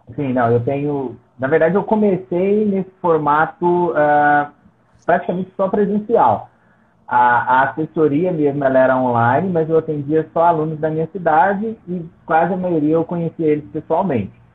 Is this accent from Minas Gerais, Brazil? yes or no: yes; Nova Serrana, Minas Gerais, Brazil; Eu sou de Nova Serrana, é uma cidade do interior de Minas.